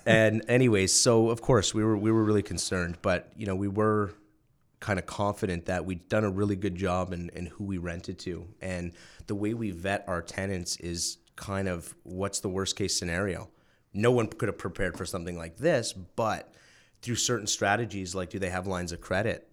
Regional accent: New Brunswick, Canada; moved away as an adult; small town in New Brunswick called, uh, Ormacto

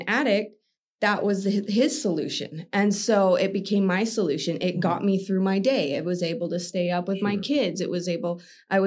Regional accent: Utah, United States; I was born and raised Utah County

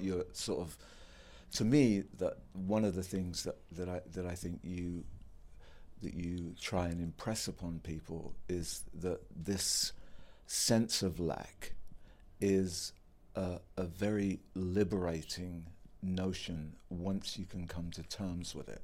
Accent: England, United Kingdom; I'm English

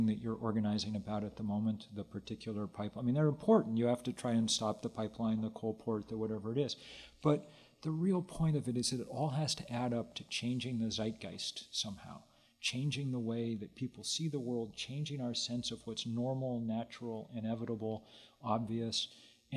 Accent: Lexington, Massachusetts, United States; I grew up in Lexington, Massachusetts

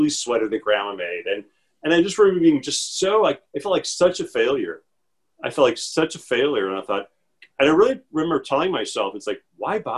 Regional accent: Chicago, Illinois, United States; I'm from the Midwest. I was born and raised in Chicago

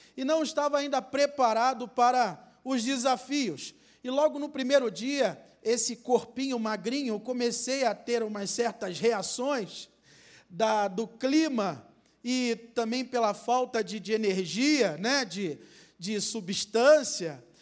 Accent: Rio de Janeiro, Brazil; na minha terra, Rio de Janeiro

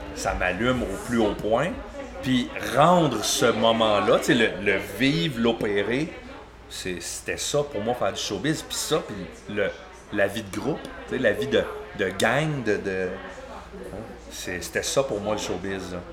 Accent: Granby, Quebec, Canada; now in Mansonville, Canada; je suis de Granby

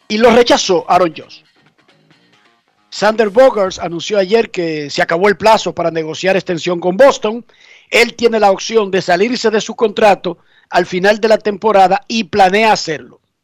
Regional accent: Dominican Republic; somos dominicanos

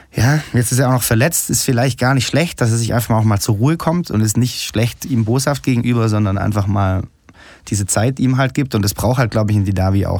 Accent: Stuttgart, Baden-Württemberg, Germany; ich komme aus Stuttgart, bin ein Musiker

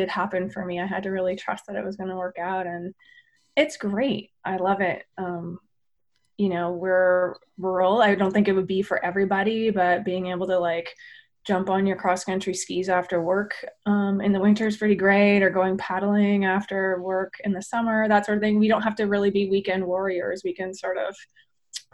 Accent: Maynooth, Ontario, Canada; moved away as an adult; also born or lived in Oregon / British Columbia; I grew up in the Maynooth area on a dairy farm with my grandparents

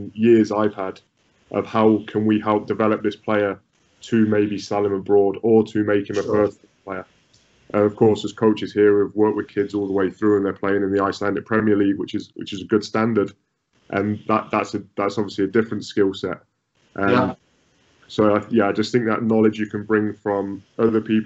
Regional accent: United Kingdom; moved away; as British coaches

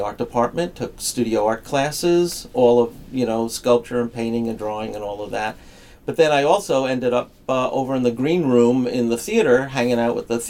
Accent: New York City, New York, United States; When I was a kid, growing up in the Bronx and then Queens.

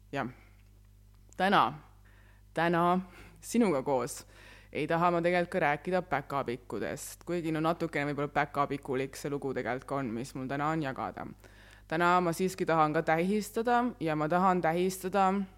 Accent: Väätsa, Järva County, Estonia; ma olen pärit Väätsalt.

